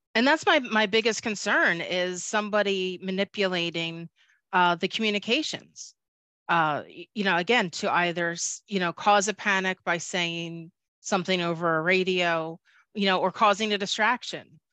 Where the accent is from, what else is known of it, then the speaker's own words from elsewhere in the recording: Philadelphia, Pennsylvania, United States; I am from Philadelphia, I do say it, water